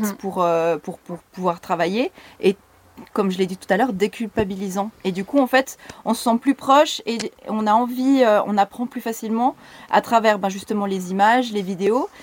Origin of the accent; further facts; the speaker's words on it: Lutry, Vaud, Switzerland; now in Lausanne, Switzerland; je viens de Lutry à la base, où j'ai habité depuis euh, bébé. Hein. J'ai toujours habité Lutry